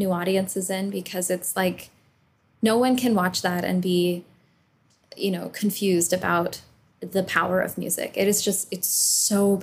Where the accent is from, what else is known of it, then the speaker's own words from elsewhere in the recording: Southern California, United States; I grew up in California